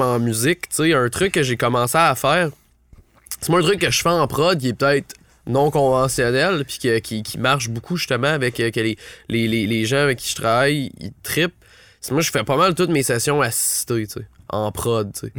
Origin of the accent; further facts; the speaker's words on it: Ottawa, Ontario, Canada; je viens d'Ottawa